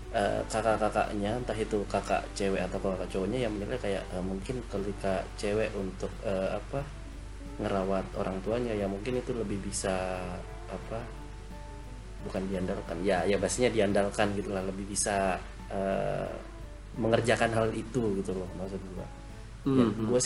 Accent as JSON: {"language": "Indonesian", "region": "Java", "country": "Indonesia", "said": "karena gue orang Jawa gitu"}